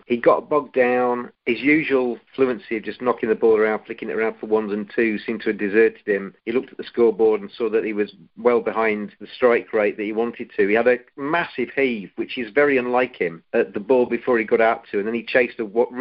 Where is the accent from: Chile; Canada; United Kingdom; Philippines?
United Kingdom; England; we're English